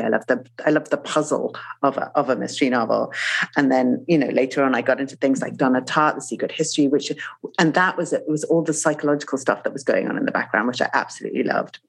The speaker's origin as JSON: {"language": "English", "country": "Zimbabwe", "tie": "born or raised there", "moved": "yes", "said": "I grew up in Zimbabwe"}